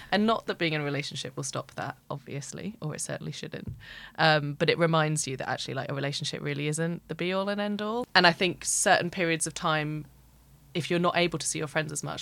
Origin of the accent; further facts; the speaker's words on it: London, United Kingdom; I'm 32. I'm from London